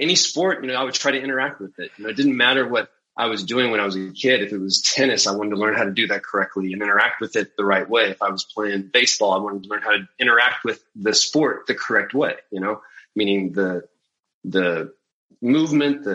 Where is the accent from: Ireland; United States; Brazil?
United States; Central Valley of California; growing up in the Central Valley of California